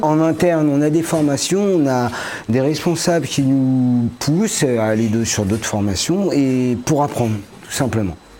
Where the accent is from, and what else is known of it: Paris region, Île-de-France, France; moved away as an adult; now in Morbihan, France